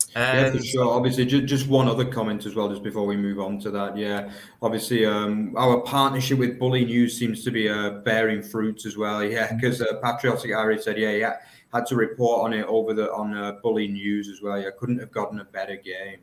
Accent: England, United Kingdom; now in Germany; I'm an English guy

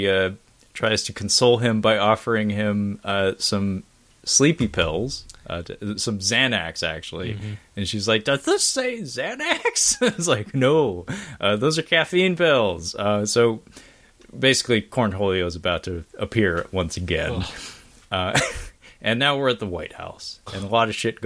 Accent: Seattle, Washington, United States; my hometown name dropped in the form of Seattle.

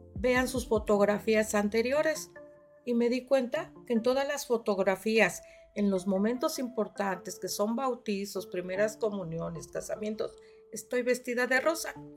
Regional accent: Yautepec, Morelos, Mexico; Yo vengo de Yautepec, de la colonia Paracas

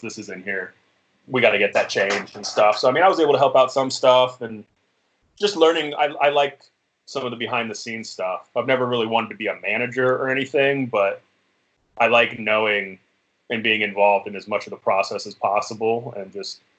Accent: Dayton, Ohio, United States; now in Las Vegas, United States; I'm from Dayton, Ohio. So I was in a local band there.

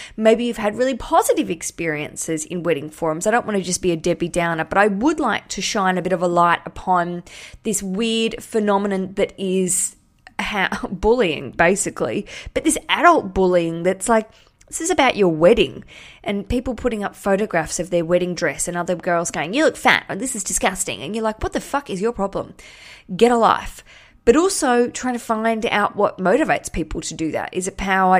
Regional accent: Australia; now in London, United Kingdom; I'm Australian, live in London

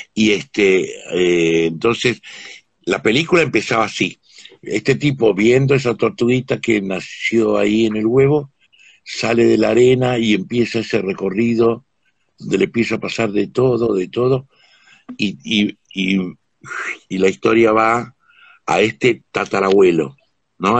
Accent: Huachipas, Salta, Argentina; yo nací en un pueblo en Salta, eh, que se llama Huachipas

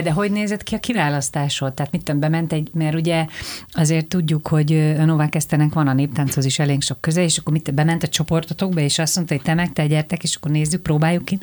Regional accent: Budapest, Hungary; also born or lived in Vác; Budapest közepi értelmiségi családba születtem, majd elmentem vidékre két évre

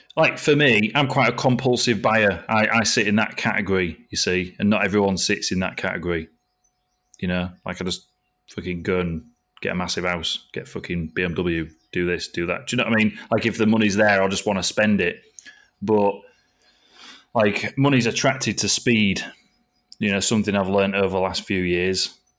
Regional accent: Driffield, Yorkshire and the Humber, United Kingdom; also born or lived in Scarborough / Malton; So I was born in Scarborough and I grew up in a little town called Driffield over here in East Yorkshire

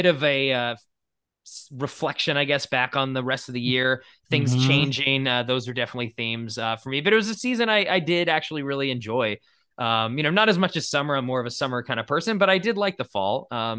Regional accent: Boston, Massachusetts, United States; now in Los Angeles, United States; I grew up in New England and in Boston. So fall was definitely a season that was you could tell it was fall.

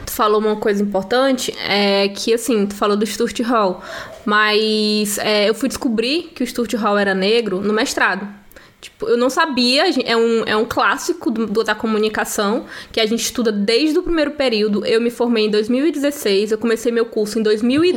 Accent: Northeast Region, Brazil; a gente é nordestina também

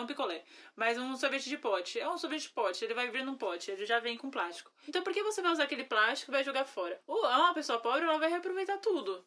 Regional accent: Brazil; como brasileira

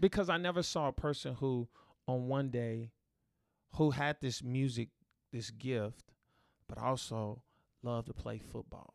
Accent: Dallas, Texas, United States; growing up in Oak Cliff

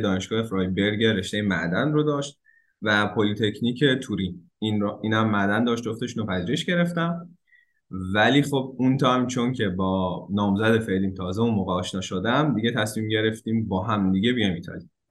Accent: Isfahan, Iran; moved away as an adult; also born or lived in Tehran, Iran; now in Turin, Italy; من 18 سالگی از اصفهان اومده بودم تهران

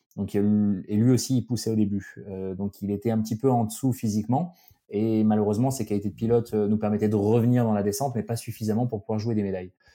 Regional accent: Alsace, Grand Est, France; moved away as an adult; also born or lived in Grenoble; j'ai grandi en Alsace

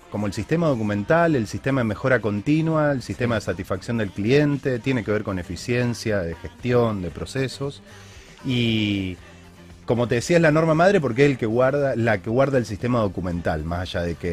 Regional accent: Argentina; como argentinos puntualmente.

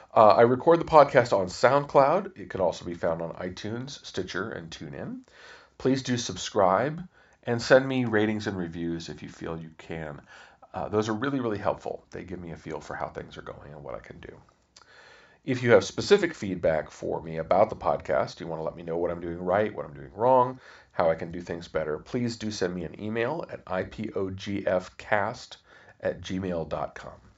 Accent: Topeka, Kansas, United States; also born or lived in Virginia; I was born in Virginia, but we moved when I was very young to Kansas, so I have almost no memories of Virginia at all

